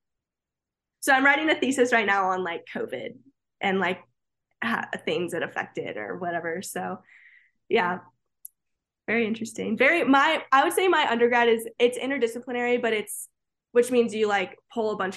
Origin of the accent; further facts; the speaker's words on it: Florida, United States; moved away as an adult; growing up in Florida